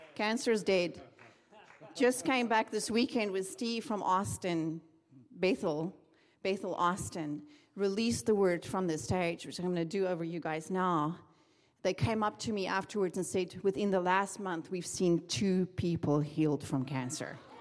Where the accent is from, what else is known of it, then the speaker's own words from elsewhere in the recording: South Africa; moved away as an adult; now in Redding, United States; I'm from South Africa